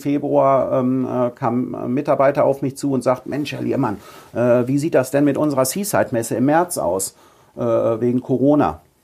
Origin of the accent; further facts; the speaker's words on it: Ruhr area, North Rhine-Westphalia, Germany; moved away as an adult; also born or lived in Münsterland; now in Husum, Germany; ich bin ein Kind des Ruhrgebiets.